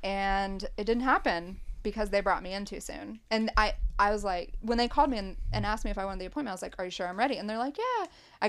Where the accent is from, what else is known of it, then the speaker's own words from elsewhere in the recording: Appalachia, United States; And I think for like, growing up in Appalachia, like constantly trying to overcome all the stereotypes, or people will be like, you're so lucky you got out.